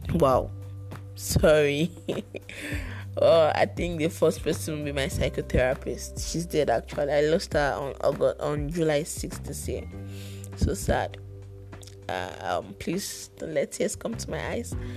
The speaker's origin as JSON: {"language": "English", "region": "Lagos", "country": "Nigeria", "tie": "born or raised there", "also_born_or_lived": "Ibadan, Oyo State (ancestral)", "said": "I was born in Lagos, though I hail from Ibadan, Oyo State, but I was born in Lagos."}